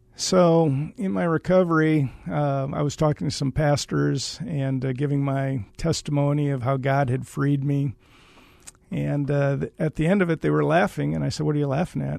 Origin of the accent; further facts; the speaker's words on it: Waterloo, Iowa, United States; I am from Iowa